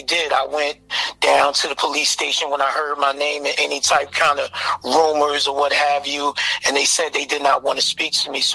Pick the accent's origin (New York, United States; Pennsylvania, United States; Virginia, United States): Pennsylvania, United States; Philadelphia; I grew up in Philadelphia, the North Philadelphia area, Abbotsford Projects